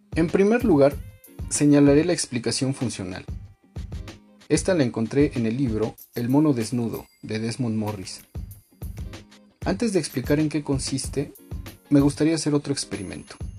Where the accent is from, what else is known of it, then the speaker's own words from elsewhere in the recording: Mexico; aquí mismo en mi país, México